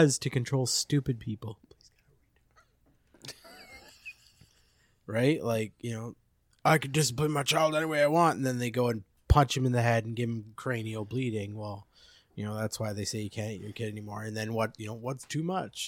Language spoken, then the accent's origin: English; Abbotsford, British Columbia, Canada; also born or lived in Drumheller, Alberta / Chilliwack; pretty much born and raised there.